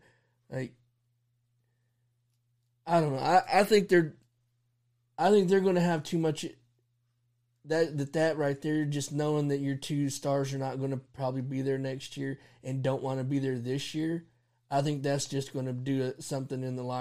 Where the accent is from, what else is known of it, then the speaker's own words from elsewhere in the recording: Dallas, Texas, United States; And I mean, not to sound biased or anything, because, they're my hometown team, but Dallas, like, they played a hell of a game